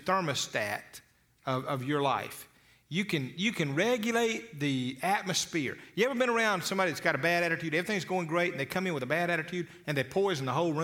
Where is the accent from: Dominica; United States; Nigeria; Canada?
United States; Eufaula, Alabama; I was a boy from Eufaula, Alabama